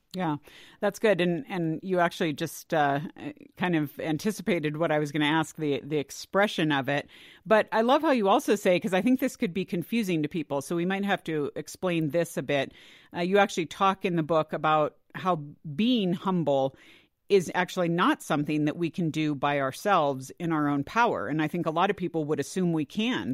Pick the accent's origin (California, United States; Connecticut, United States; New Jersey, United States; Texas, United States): California, United States; I grew up in California